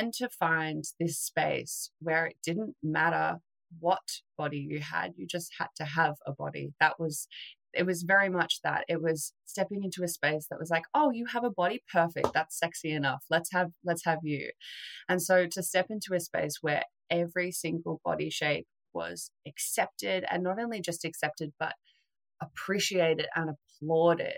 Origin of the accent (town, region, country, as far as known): Australia